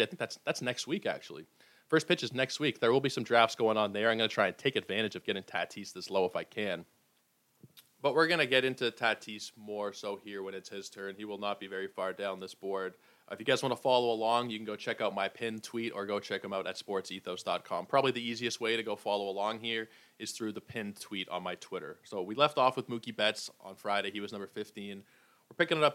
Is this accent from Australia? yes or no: no; Toronto, Ontario, Canada; I was born in Toronto, raised in Toronto, Toronto sports fan